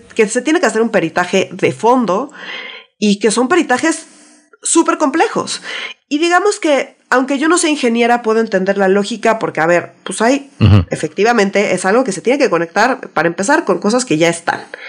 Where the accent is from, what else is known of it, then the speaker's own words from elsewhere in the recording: Mexico City, Mexico; yo como chilanga, super chilanga que soy